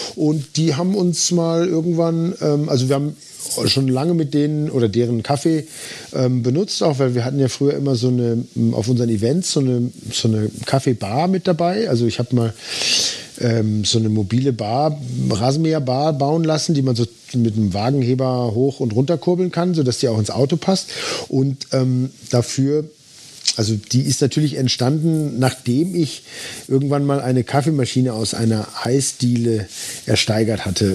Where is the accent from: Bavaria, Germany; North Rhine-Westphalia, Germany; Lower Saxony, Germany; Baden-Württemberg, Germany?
North Rhine-Westphalia, Germany; Dortmund; moved away; ich bin in Dortmund groß geworden, direkt im, im Dortmunder Süden.